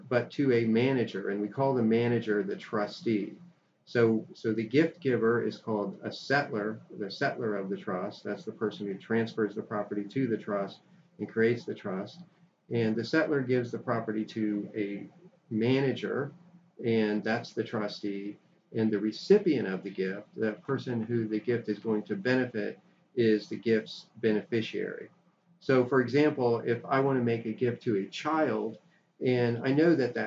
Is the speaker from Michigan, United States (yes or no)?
no; Florida, United States; moved away; I grew up in Florida, so I went to law school in Florida